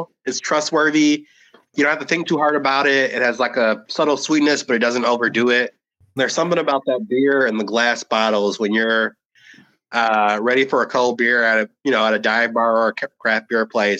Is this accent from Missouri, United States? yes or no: no; Chicago, Illinois, United States; I'm from Chicago, Baylor alum.